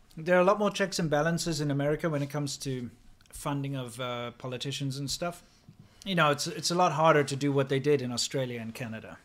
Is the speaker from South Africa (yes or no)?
yes; South Africa; moved away; I'm not a big fan of speaking Afrikaans. Not my native language. We had to learn it in school